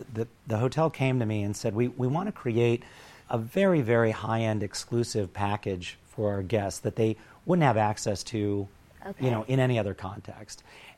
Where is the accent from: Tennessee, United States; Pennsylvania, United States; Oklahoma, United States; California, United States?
California, United States; Los Angeles; I grew up in Pacific Palisades, which honestly back then was a sleepy little suburb.